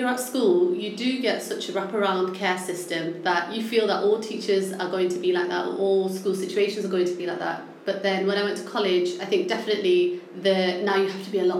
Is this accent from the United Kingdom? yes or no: yes; Manchester, North West England, United Kingdom; accent: northern; No, I'm actually from Manchester.